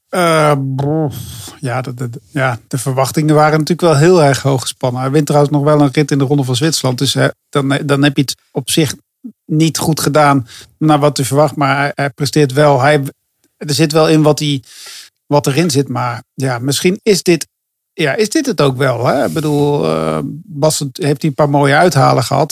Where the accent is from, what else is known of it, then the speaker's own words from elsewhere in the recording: Netherlands; ik kan als Nederlander